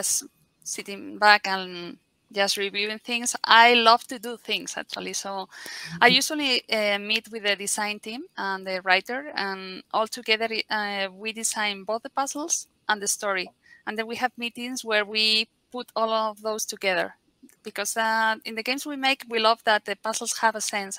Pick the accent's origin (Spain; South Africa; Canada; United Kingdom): Spain; Madrid, Community of Madrid; I'm from Spain, from Madrid, and I've been working in the games industry for 20 years now